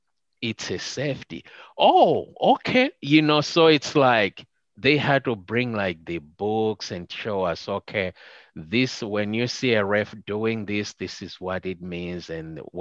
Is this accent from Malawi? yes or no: yes; Malawi; first language Chichewa; English is a second language; moved away as an adult; now in United States; we're coming from Malawi where there were no televisions